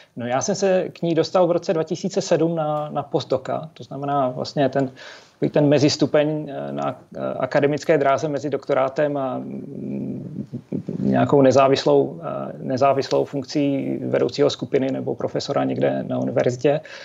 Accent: Třinec, Moravian-Silesian Region, Czechia; Já, já jsem se narodil a vyrostl v Třinci, což je nedaleko polských hranic

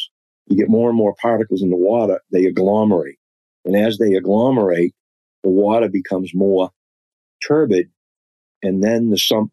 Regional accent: Boston, Massachusetts, United States; accent: Boston; my Boston accent

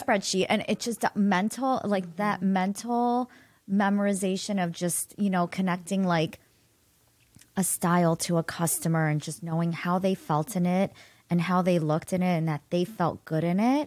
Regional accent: Solon, Ohio, United States; I grew up in Solon

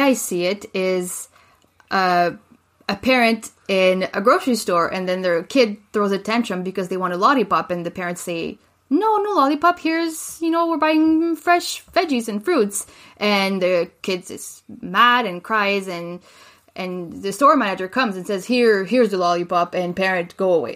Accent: Laval, Quebec, Canada; moved away as an adult; now in Calgary, Canada; I was born in Quebec City

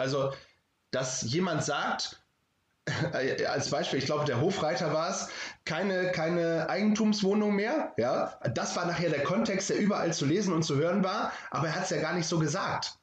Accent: the North, Northern Germany, Germany; wie man bei uns im Norden sagt, moin

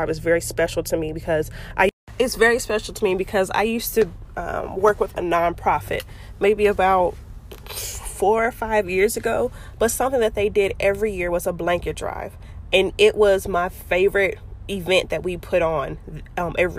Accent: Fort Worth, Texas, United States; Fort Worth, which is, you know, my hometown, Funky Town, Stay Down.

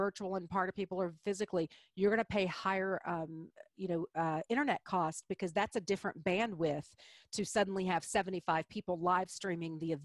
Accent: Deep South, United States; I'm from the Deep South

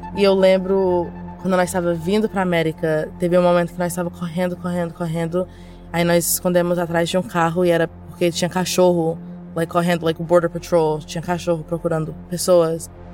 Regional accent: Conceição do Araguaia, Pará, Brazil; moved away; eu nasci em Conceição da Araguaia, no Pará

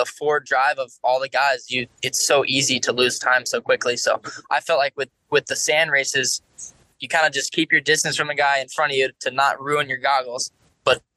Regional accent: Florida, United States; I grew up in Florida

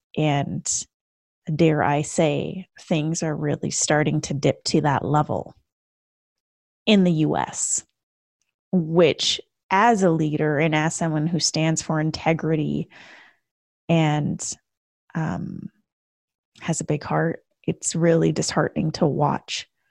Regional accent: Canada; moved away as an adult; now in United States; a Canadian who moved to the U S in two thousand fourteen

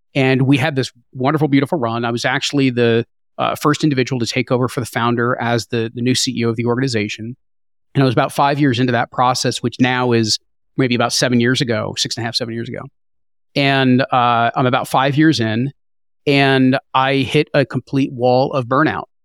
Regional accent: New Jersey, United States; I grew up in New Jersey

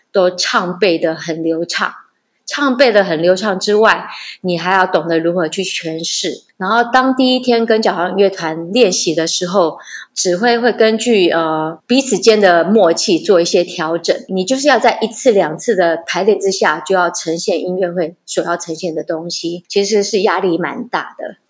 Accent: Yunlin County, Taiwan; 我们家是云林人

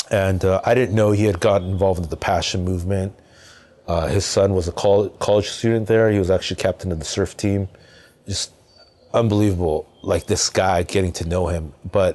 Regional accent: Anaheim, California, United States; I grew up in Southern California, and really like in Southern California, you could grow up pretty much hanging around with just your own culture, subculture group.

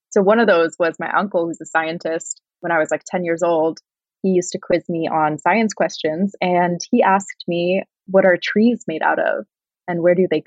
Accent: Northern California, United States; I grew up in Northern California, surrounded by a lot of nature

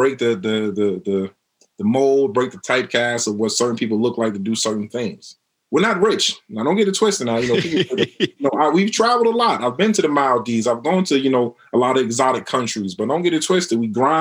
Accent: New York City, New York, United States; also born or lived in Mount Vernon, New York / Queens, New York; I'm originally from Harlem. I moved to Mount Vernon

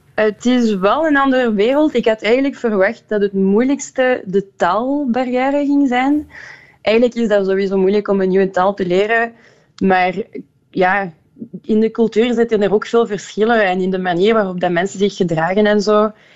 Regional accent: Liège, Wallonia, Belgium; Dutch is a second language; moved away as an adult; also born or lived in Brussels / Ghent; now in Antwerp, Belgium; ik ben in Luik geboren en getogen

